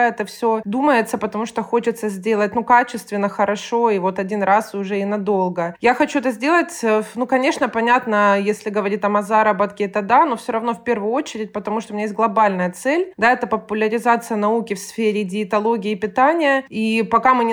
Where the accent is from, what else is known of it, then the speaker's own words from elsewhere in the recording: Rostov-on-Don, Rostov Oblast, Russia; Да, я из Ростова-на-Дону, соответственно, училась я здесь. Я закончила Ростовский государственный медицинский университет.